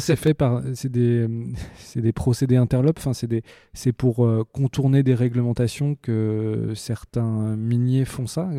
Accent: France; en tant qu'occidentaux, euh, en tant que français

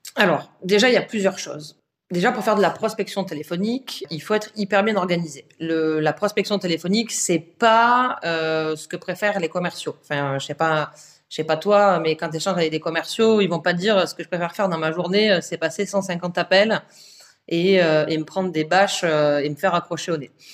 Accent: south of France, France; moved away as an adult; now in Paris, France; je suis originaire du, sud de la France euh, à la base. Ça fait 7 ans que je suis à Paris

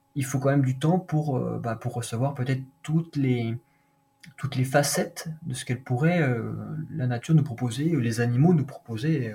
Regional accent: Doubs, Bourgogne-Franche-Comté, France; also born or lived in Vosges; je suis né dans le Doubs, pas très loin

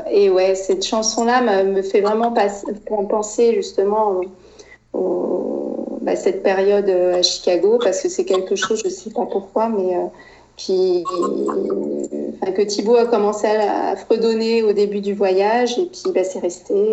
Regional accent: France; moved away as an adult; also born or lived in United States; ça faisait même pas un an qu'on était aux États-Unis. Euh, j'avais plus vraiment la sensation d'être chez moi en France

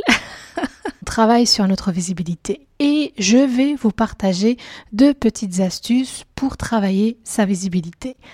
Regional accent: Belgium; moi je suis belge à la base

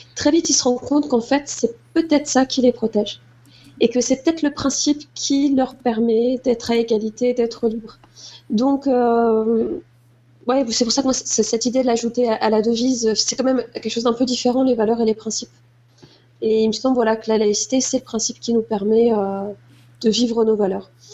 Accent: Moselle, Grand Est, France; j'ai grandi en Moselle

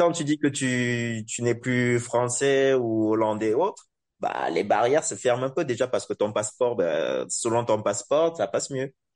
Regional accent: Cameroon; moved away; also born or lived in Europe

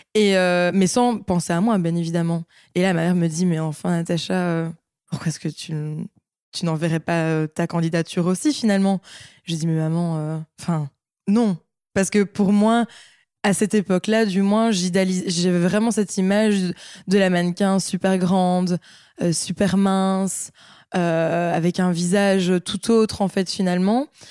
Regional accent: Liège, Wallonia, Belgium; j'ai 25 ans, je suis de Liège

